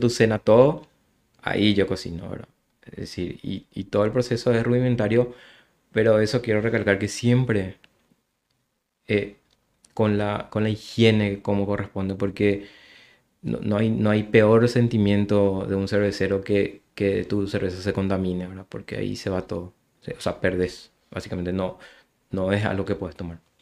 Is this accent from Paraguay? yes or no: yes; Luque, Central, Paraguay; soy de Luque